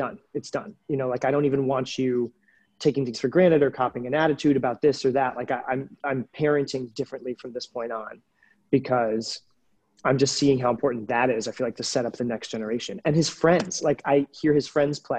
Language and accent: English; the Berkshires, Massachusetts, United States; moved away; I grew up in the Berkshires.